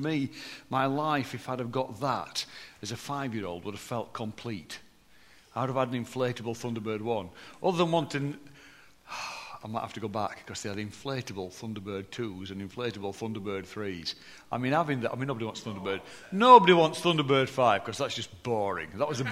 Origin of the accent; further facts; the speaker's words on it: Deepcar, Yorkshire and the Humber, United Kingdom; accent: posh for a Barnsley person; also born or lived in Barnsley; I was born in Barnsley, but my childhood years were up in the Pennines at Deepcar